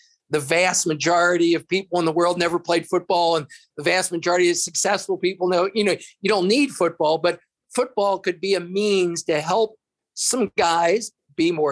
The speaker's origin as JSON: {"language": "English", "town": "Fort Thomas", "region": "Kentucky", "country": "United States", "tie": "born or raised there", "said": "I grew up in Fort Thomas, where at the time, maybe everybody was white"}